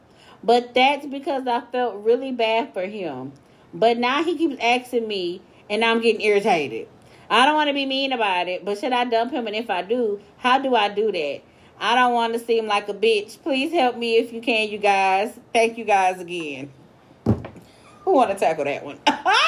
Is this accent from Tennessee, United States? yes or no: no; Santa Barbara, California, United States; So let me start off by saying I'm from Santa Barbara, California. And I'm 19 years young.